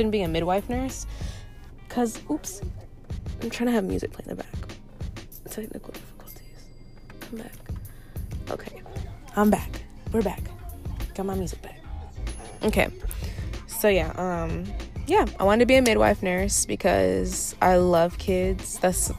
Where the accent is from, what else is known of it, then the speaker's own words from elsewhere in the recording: Orlando, Florida, United States; I'm from Orlando, Florida